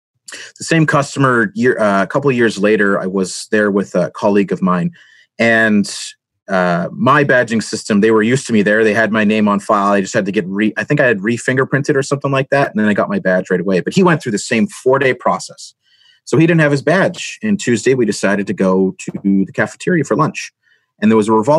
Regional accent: Canada; being a Canadian on site in the U.S.

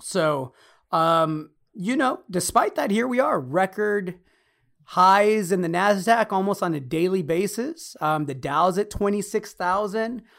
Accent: Los Angeles, California, United States; I'm Mexican-American. Everybody knows the story. Both my parents born in Mexico. Uh, mom was five months pregnant when she came here. I was born in Los Angeles

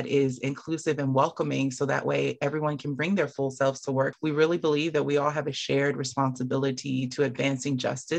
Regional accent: Camden, New Jersey, United States; I'm from Camden, New Jersey. I did a lot of after school programs growing up.

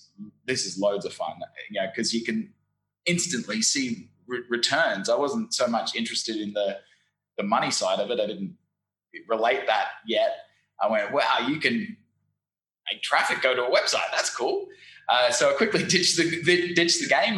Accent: Brisbane, Queensland, Australia; moved away as an adult; also born or lived in London / Saigon, Vietnam; now in Ho Chi Minh City, Vietnam; I'm originally from Brisbane, Australia. You might be able to tell from my funny accent.

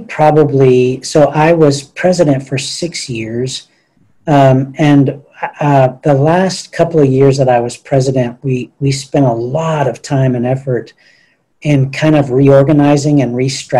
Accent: Diocese of Beaumont, Texas, United States; moved away as an adult; now in Houston, United States; I'm originally from the Diocese of Beaumont, but I came to Houston to go to college at the University of Houston

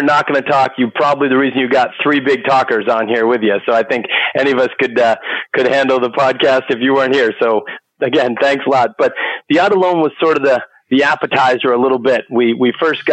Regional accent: Boston, Massachusetts, United States; I'm from Boston, Massachusetts

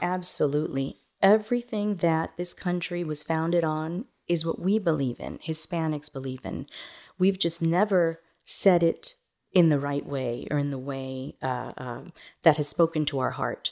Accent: Miami, Florida, United States; also born or lived in Managua, Nicaragua / New York City; now in Montgomery County, Texas, United States; I grew up in Miami

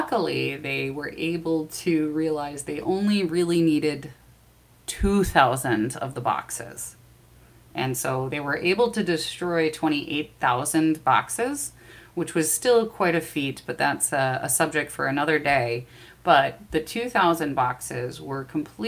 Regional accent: Midwest, United States; I'm from the Midwest

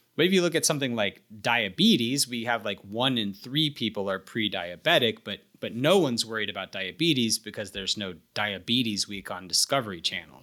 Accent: the American South, United States; I, I'm a Southerner

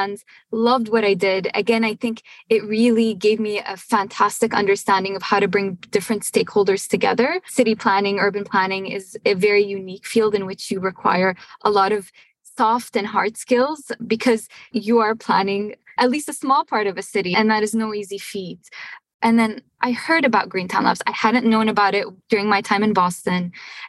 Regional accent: Syria; also born or lived in Montreal, Canada / Cambridge, United States / Houston, United States; now in United States; I'm originally from Syria

